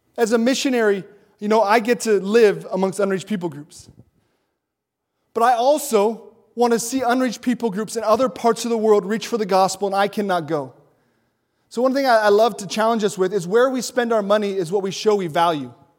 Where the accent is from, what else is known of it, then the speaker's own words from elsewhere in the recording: Montana, United States; moved away; I'm from Montana. Uh, the city I grew up in was ninety-seven percent white.